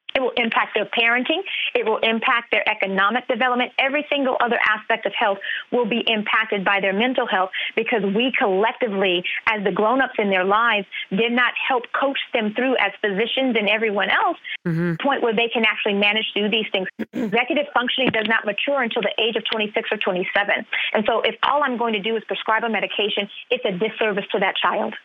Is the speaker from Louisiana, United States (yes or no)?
yes; Louisiana, United States; my home state of Louisiana